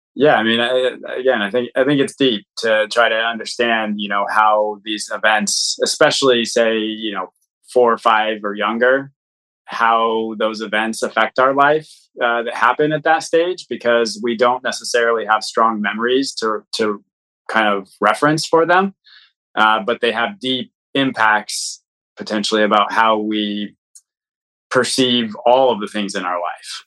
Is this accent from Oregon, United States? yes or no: yes; Portland, Oregon, United States; I actually uh, was born and grew up here in Portland, Oregon.